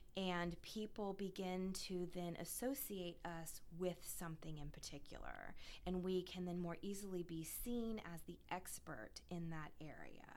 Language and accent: English; Tampa, Florida, United States; also born or lived in North Carolina / Washington D.C.; I'm actually originally from Tampa, Florida. So mm-hmm. I am a lifelong Florida girl